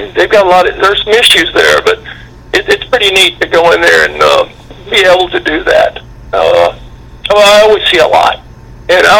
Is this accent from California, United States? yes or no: no; Gideon, Missouri, United States; also born or lived in Cape Girardeau, Missouri; now in Memphis, United States; I was born there and I grew up in Gideon